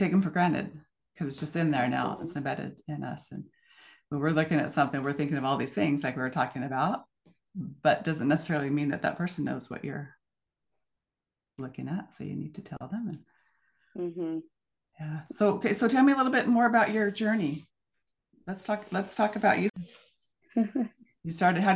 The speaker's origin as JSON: {"language": "English", "town": "Portland", "region": "Oregon", "country": "United States", "tie": "born or raised there", "also_born_or_lived": "Scappoose, Oregon", "said": "I was born in Portland area, but now I live in Scappoose, so a small town outside of Portland"}